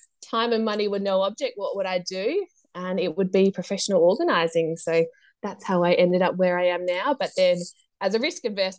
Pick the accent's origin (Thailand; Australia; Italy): Australia; Adelaide, South Australia; I grew up in Adelaide